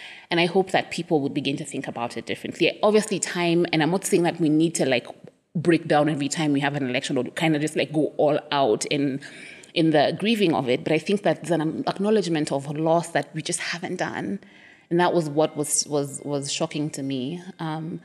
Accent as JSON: {"language": "English", "country": "Kenya", "also_born_or_lived": "Nairobi / Cape Town", "said": "I'm Kenyan"}